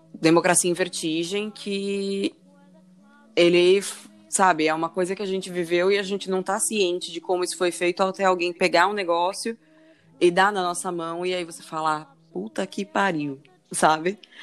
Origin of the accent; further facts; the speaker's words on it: Natal, Rio Grande do Norte, Brazil; also born or lived in São Paulo; eu sou nascida em São Paulo, cresci grande parte da minha vida em Natal